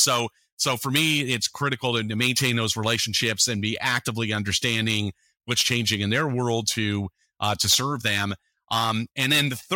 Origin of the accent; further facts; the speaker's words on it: San Francisco Bay Area, California, United States; I grew up in the San Francisco Bay Area